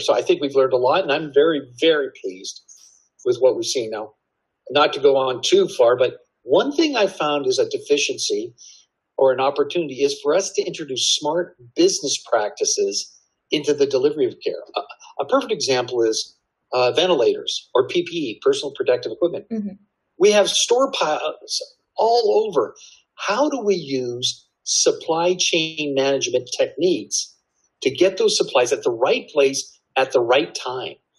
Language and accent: English; Canada; now in Texas, United States; I'm originally from Canada